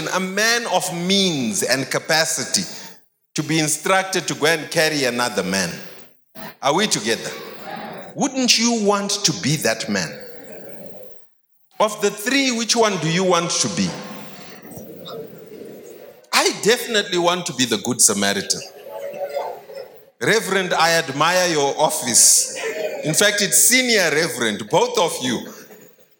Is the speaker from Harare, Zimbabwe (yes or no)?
yes; Harare, Zimbabwe; I grew up in Highfields